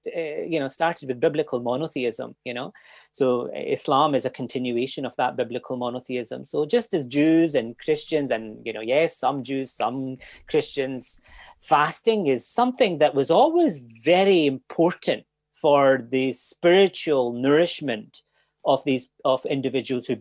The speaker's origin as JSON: {"language": "English", "town": "Glasgow", "region": "Scotland", "country": "United Kingdom", "tie": "born or raised there", "moved": "as an adult", "lives_now": "Cork, Ireland", "said": "I grew up in Glasgow"}